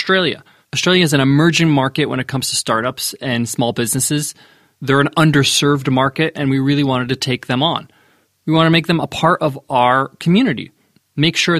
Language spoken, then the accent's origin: English; New York, United States; I'm from New York